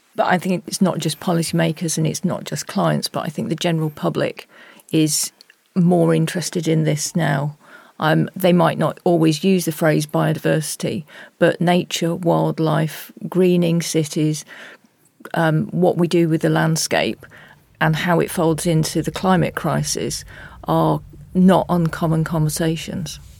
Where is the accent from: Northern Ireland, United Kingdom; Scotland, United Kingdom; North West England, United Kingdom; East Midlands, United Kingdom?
East Midlands, United Kingdom; Nottingham; Nottingham, my hometown